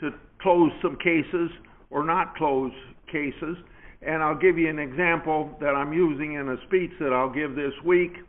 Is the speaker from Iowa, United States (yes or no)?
yes; New Hartford, Iowa, United States; I live within 4 miles of the farmhouse I was born in 88 years ago